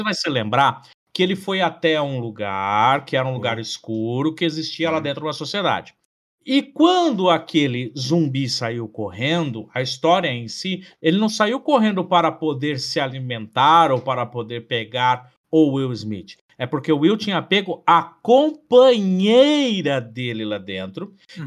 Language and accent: Portuguese; Brazil; nós, brasileiros